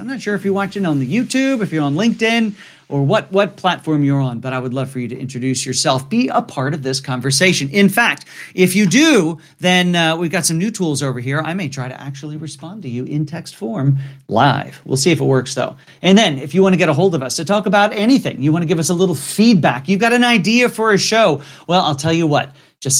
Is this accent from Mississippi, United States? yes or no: no; Saugerties, New York, United States; I grew up in Saugerties, New York?